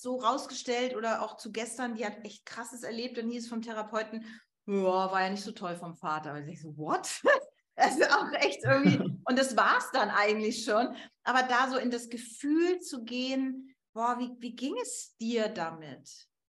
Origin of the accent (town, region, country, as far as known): Germany